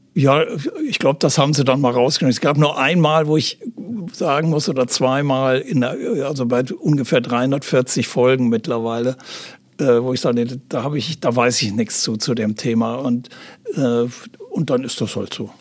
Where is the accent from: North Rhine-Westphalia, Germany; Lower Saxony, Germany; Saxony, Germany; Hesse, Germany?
North Rhine-Westphalia, Germany; Aachen; moved away as an adult; also born or lived in Hamburg; in Aachen, äh, das ist meine Heimatstadt